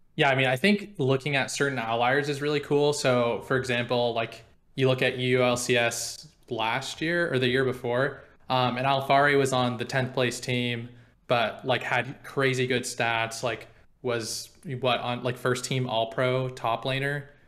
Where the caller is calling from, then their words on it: Portland, Oregon, United States; I'm calling from Portland, Oregon